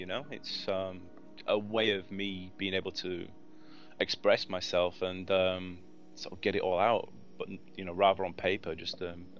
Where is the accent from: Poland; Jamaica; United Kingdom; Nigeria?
United Kingdom; England; moved away; Really, when I moved here from England